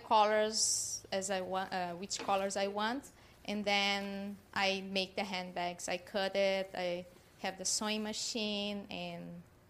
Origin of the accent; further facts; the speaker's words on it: South Brazil, Brazil; now in Boca Raton, United States; I am from South Brazil.